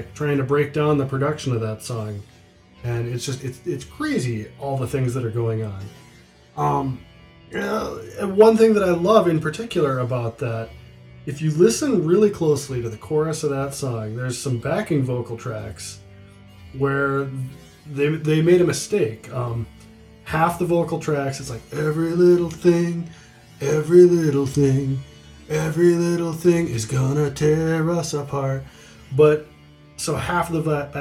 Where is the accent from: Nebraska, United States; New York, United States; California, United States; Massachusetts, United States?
Nebraska, United States; Blair; moved away as an adult; also born or lived in Twin Cities, Minnesota; Blair, Nebraska, which was the backwater where I grew up.